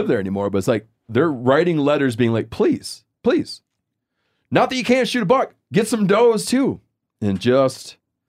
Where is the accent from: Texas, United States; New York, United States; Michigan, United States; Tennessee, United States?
Michigan, United States; The doe, when I was a kid growing up in Michigan, if you drew a doe tag, you were so